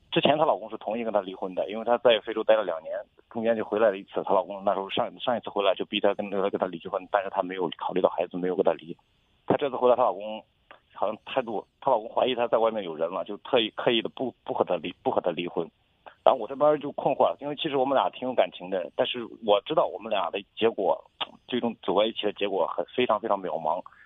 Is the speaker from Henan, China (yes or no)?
yes; Zhengzhou, Henan, China; 我都是郑州人，我都，我家是广西那边的